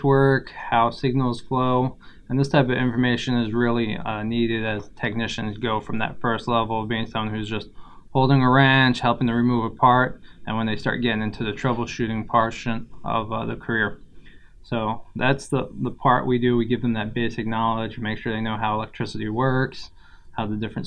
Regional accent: New York and Long Island, United States; moved away; also born or lived in St. Thomas, U.S. Virgin Islands; I was born in St. Thomas, Virgin Islands. I grew up in New York and Long Island.

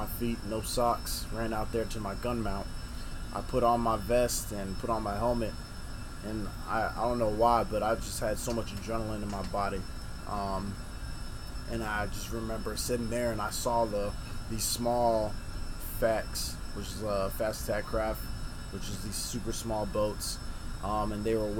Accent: Hawaii, United States; moved away as an adult; Growing up in Hawaii, you hardly ever hear about, you know, guns, gun violence.

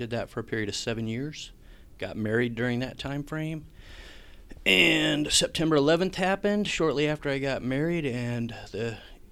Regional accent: Renton, Washington, United States; I grew up in Renton, Washington

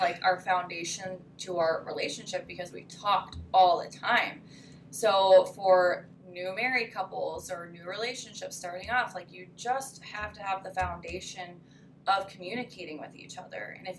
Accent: Florida, United States; moved away as an adult; also born or lived in Mississippi; now in Minnesota, United States; I'm from Florida.

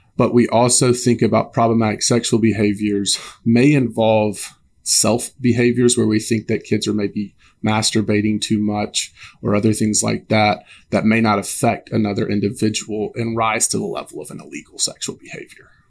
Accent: Alabama, United States; I'm originally from Alabama

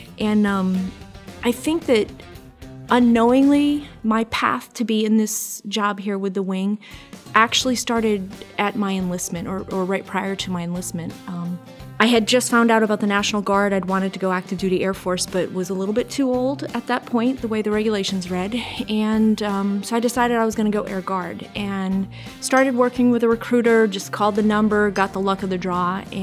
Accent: Acton, Maine, United States; moved away; also born or lived in Hawaii / Washington; I was raised in Southern Maine, actually, in Acton.

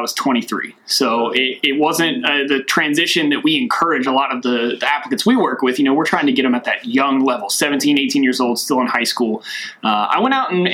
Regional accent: Glasgow, Kentucky, United States; moved away; Originally, I'm from Glasgow, Kentucky. It's a small town down near Mammoth Cave.

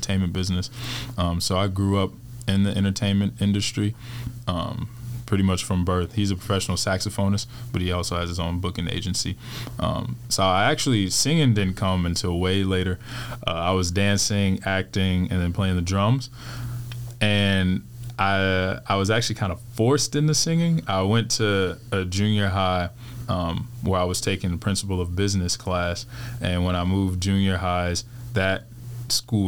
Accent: Houston, Texas, United States; moved away; I'm from Houston, Texas.

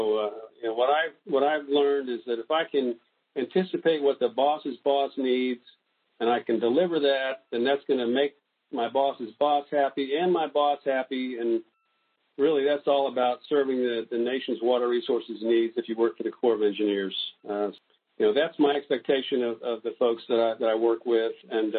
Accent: Florida, United States; also born or lived in various places; I would say I grew up in North Florida, mostly in the Florida Panhandle. Lived there for over 40 years, and so I think of myself as a Floridian.

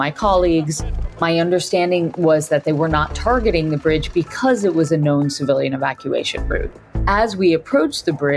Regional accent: Connecticut, United States; I grew up in Connecticut

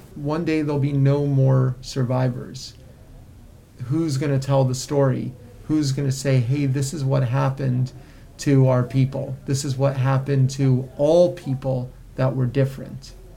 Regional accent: South Florida, United States; I grew up in South Florida, where where many Holocaust survivors moved due to the weather

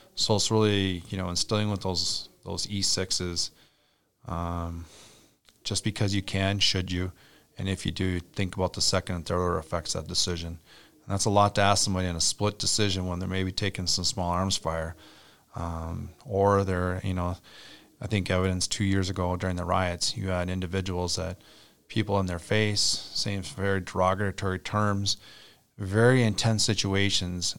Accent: Little Falls, Minnesota, United States; I grew up on Little Falls

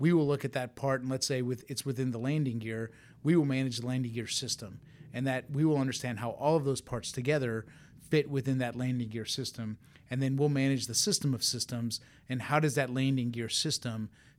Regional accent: Tampa, Florida, United States; I'm from Tampa, Florida. It was where I grew up, part of an Air Force family.

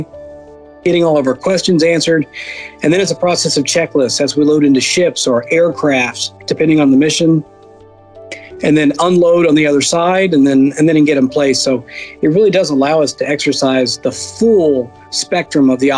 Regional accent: Northwest Florida, United States; moved away as an adult; also born or lived in Alabama / Georgia / Korea; now in Okinawa, Japan; I'm from Northwest Florida, born and raised in the lower Alabama, lower Georgia, North Florida area.

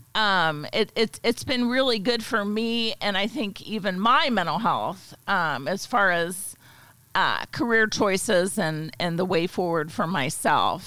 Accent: Pittsburgh, Pennsylvania, United States; moved away as an adult; also born or lived in Alabama / Germany; now in Edwardsville, United States; originally I'm from uh, near Pittsburgh, Pennsylvania. Grew up there

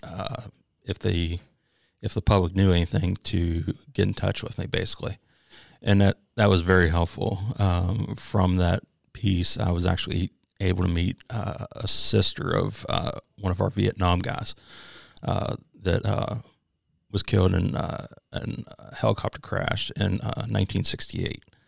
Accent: Chambersburg, Pennsylvania, United States; moved away as an adult; now in South Carolina, United States; I'm originally from Chambersburg, Pennsylvania, uh, which is about thirty miles from Gettysburg

